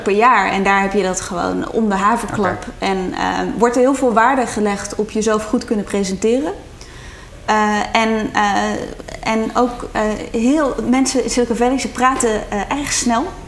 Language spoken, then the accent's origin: Dutch; Netherlands